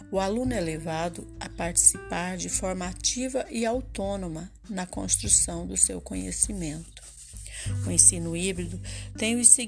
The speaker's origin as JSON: {"language": "Portuguese", "town": "Jacarezinho", "region": "Paraná", "country": "Brazil", "said": "sou de Jacarezinho, no norte do Paraná"}